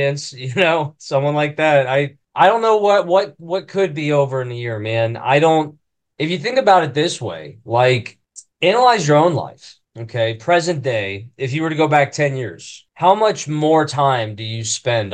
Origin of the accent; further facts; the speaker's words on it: Maineville, Ohio, United States; Come from Mainville, Ohio. I think we got 1,300 people. It's about an hour north of Cincy